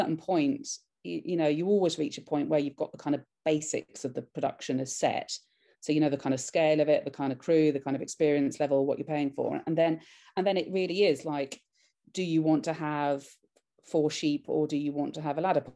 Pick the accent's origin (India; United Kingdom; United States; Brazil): United Kingdom; I'm a British filmmaker